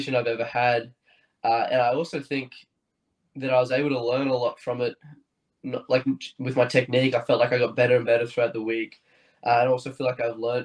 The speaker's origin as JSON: {"language": "English", "town": "Bundaberg", "region": "Queensland", "country": "Australia", "tie": "born or raised there", "moved": "yes", "said": "right now I'm in Bundaberg. I grew up here, grew up on a little farm just outside of Bundaberg."}